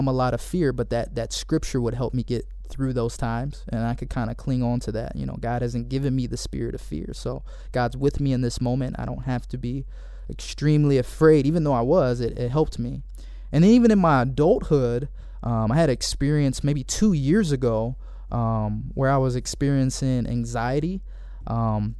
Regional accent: Cleveland, Ohio, United States; moved away as an adult; now in Michigan, United States; I went to school here in Michigan, but I'm originally from Cleveland, Ohio

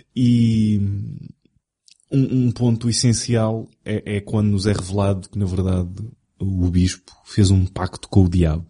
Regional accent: Portugal; accent: European Portuguese

